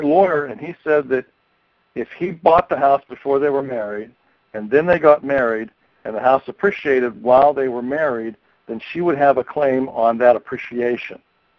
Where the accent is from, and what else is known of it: Pennsylvania, United States